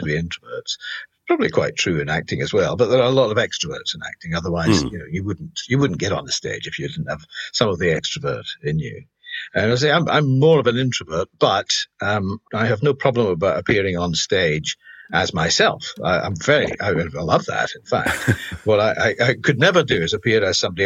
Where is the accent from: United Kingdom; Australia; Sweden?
United Kingdom; Glasgow, Scotland; being Scottish and being Glasgow